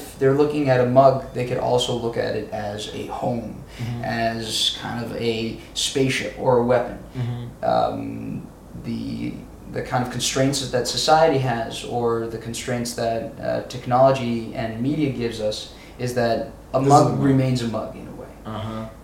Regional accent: Israel; Growing up in Israel was very much centered around doing what needs to be done

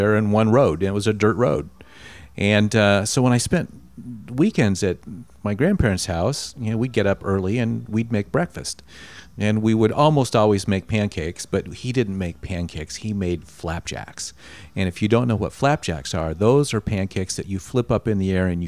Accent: San Marino, California, United States; I grew up in San Marino

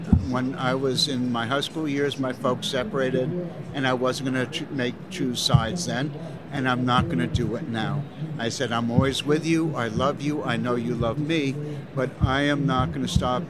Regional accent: Chicago, Illinois, United States; I'm a straniero, a foreigner. I'm from Chicago, and I'm going to make a Neapolitan pizza for you.

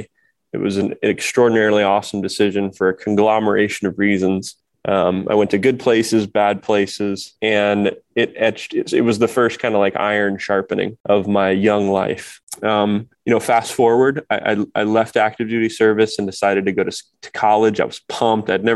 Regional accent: Kokomo, Indiana, United States; I grew up in the Midwest, it's a blue collar town called Kokomo, Indiana

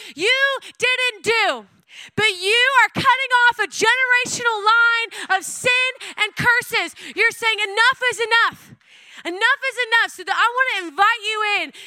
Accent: Oklahoma, United States; I was born and raised in Oklahoma

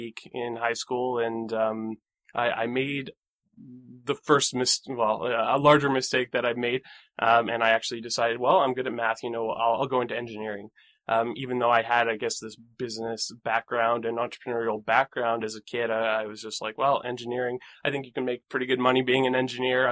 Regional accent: Bragg Creek, Alberta, Canada; I grew up in Calgary, or just outside of Calgary, in a small town called Bragg Creek.

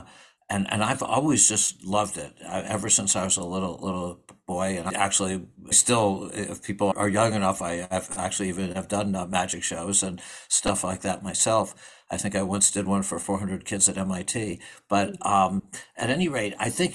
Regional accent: Albany, New York, United States; I grew up in Albany, New York

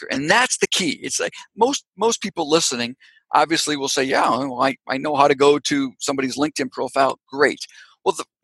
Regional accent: Canada; born there; Guess what? I was born in Canada. I've got uh, family members in Canada.

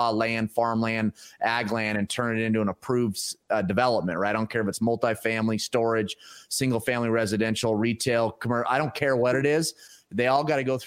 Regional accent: Pacific Northwest, United States; moved away; my hometown up in the Pacific Northwest

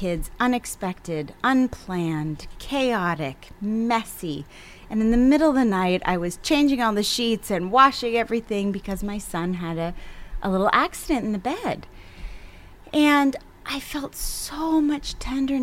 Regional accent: East Coast, United States; moved away; I'm from the East Coast

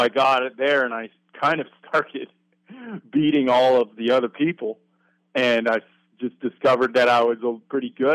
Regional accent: Vermont, United States; moved away as an adult; now in Oregon, United States; I'm from Vermont.

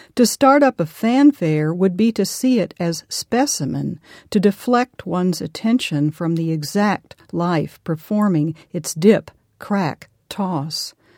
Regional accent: Arkansas, United States; I am from Arkansas

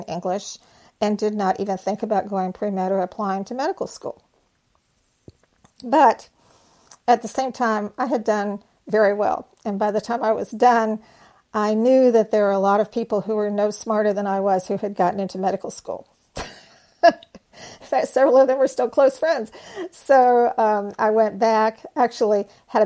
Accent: North Texas, United States; When I was a little girl growing up in North Texas

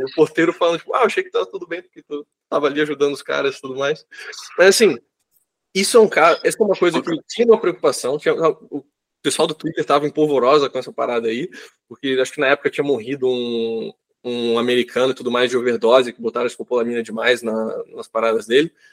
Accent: Brazil; moved away as an adult; now in Colombia; Como brasileiro

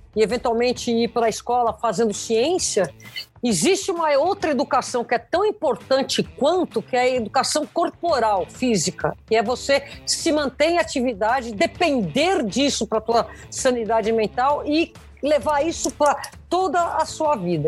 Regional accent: São Paulo, Brazil; eu sou nascida paulista, paulistana

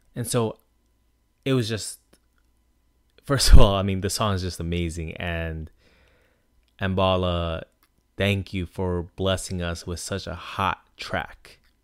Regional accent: Long Island, New York, United States; My experiences growing up on Long Island

